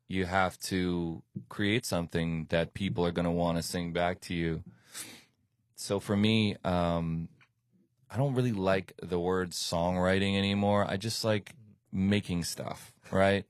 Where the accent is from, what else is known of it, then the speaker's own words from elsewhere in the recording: New York, United States; moved away as an adult; now in Miami, United States; I lived in New York most of my childhood, went to school there